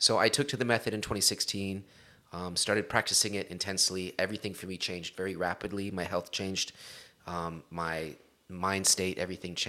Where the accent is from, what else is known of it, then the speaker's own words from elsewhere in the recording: Long Beach, California, United States; accent: Long Beach street; I am from Long Beach, California, born and raised